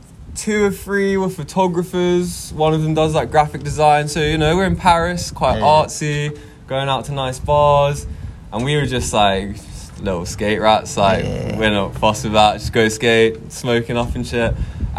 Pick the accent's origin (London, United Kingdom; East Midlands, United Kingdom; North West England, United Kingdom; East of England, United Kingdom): East of England, United Kingdom; Watford; also born or lived in Bushey / Harrow / Park Street; From, like, Watford, Hertfordshire. Yeah, grew up, small village next to it called Bushy, but... No one knows where that is, so I just say Watford